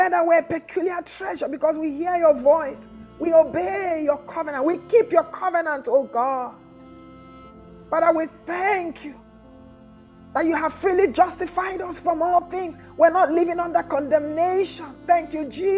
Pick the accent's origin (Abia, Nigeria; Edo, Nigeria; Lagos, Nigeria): Abia, Nigeria; I'm from Abia State